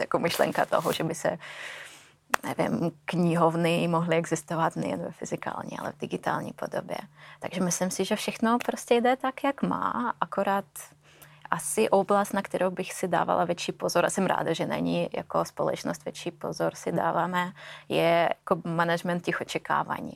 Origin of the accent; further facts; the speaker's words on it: Russia; also born or lived in Finland / Sweden / Belgium; now in Czech Republic; Já pocházím z Ruska